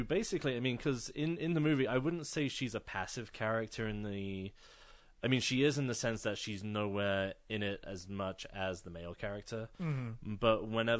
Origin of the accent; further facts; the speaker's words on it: London, United Kingdom; I grew up in London.